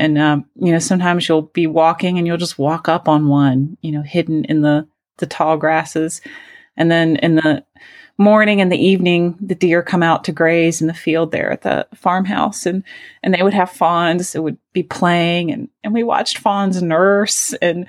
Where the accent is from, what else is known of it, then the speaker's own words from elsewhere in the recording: Asheville, North Carolina, United States; from Asheville.